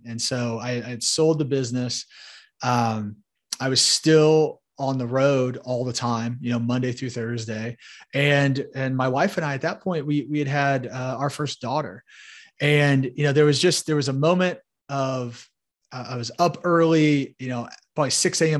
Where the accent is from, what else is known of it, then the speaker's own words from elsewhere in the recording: Indianapolis, Indiana, United States; So I grew up in Indianapolis, Indiana uh, you know, right here in the Hoosier State